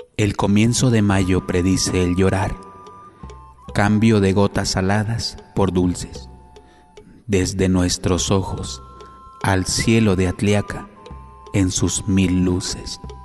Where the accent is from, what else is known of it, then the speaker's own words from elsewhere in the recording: Chilpancingo, Guerrero, Mexico; Nací en Chilpancingo Guerrero